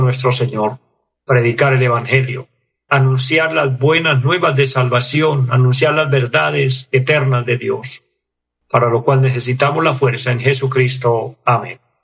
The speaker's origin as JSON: {"language": "Spanish", "country": "Colombia"}